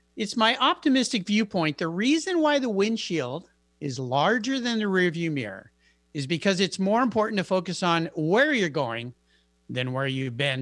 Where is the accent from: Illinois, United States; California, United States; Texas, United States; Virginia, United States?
California, United States; San Diego; my hometown, I grew up in San Diego